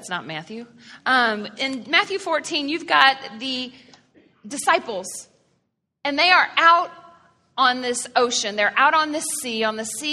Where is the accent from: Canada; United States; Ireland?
Canada; I was born in Canada